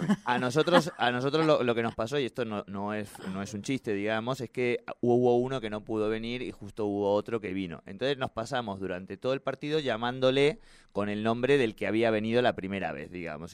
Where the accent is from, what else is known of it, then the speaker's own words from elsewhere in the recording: Argentina; todos los argentinos